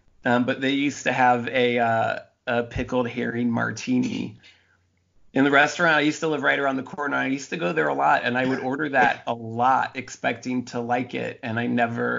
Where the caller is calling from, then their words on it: Washington, District of Columbia, United States; I'm joining you from sunny Washington, D.C. in the Columbia Heights neighborhood